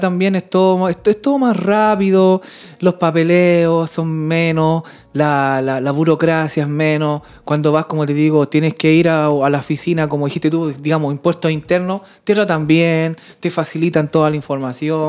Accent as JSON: {"language": "Spanish", "country": "Chile", "tie": "born or raised there", "moved": "as an adult", "lives_now": "Sweden", "said": "mis amigos de toda la infancia o mis amigos de toda la vida están en Chile"}